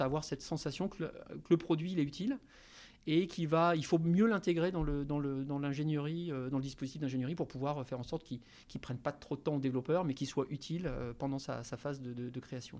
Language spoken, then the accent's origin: French; Ch'ti, Hauts-de-France, France; moved away as an adult; also born or lived in Paris; now in Nantes, France; je suis d'origine ch'ti, donc j'ai commencé, on va dire, ma vie dans le, nord de la France